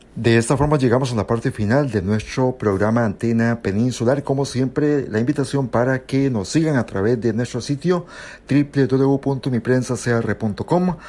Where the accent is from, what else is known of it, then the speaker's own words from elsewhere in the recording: Puntarenas, Costa Rica; yo me siento porteño. Nací en Pontarenas